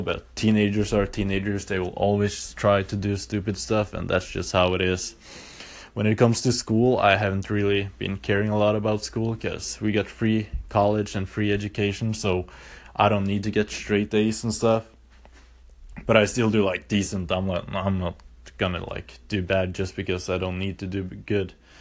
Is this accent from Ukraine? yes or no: no; Norway; I've been born and raised in Norway.